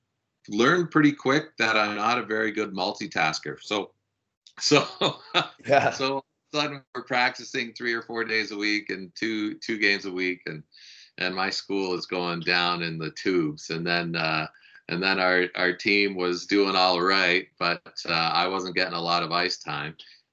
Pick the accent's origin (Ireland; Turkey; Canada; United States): Canada; Stouffville, Ontario; I grew up in Stouffville, which is about 45 minutes northeast of Toronto. So it's still the GTA, but its slogan is the country close to the city.